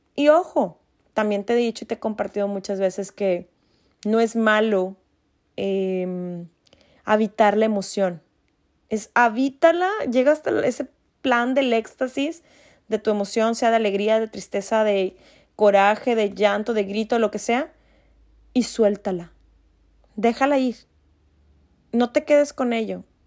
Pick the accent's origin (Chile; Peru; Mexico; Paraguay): Mexico; nosotros como mexicanos